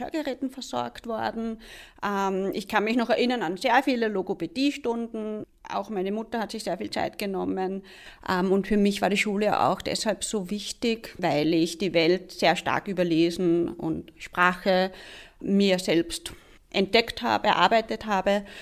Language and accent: German; Liezen district, Upper Styria, Austria; Ich bin aufgewachsen in der Obersteiermark, im steirischen Enstal, im wunderschönen Bezirk Liezen